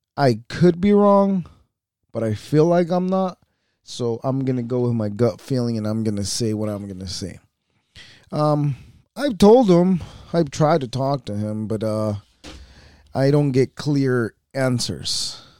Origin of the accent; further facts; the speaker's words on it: United States; we are American as fuck. This is where we are, and this is where we belong.